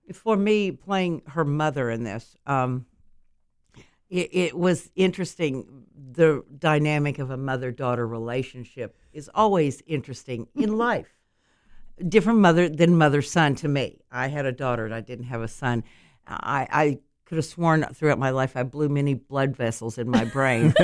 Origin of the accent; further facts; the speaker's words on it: Tennessee, United States; moved away; also born or lived in Miami; I grew up in Tennessee, but I ended up in Miami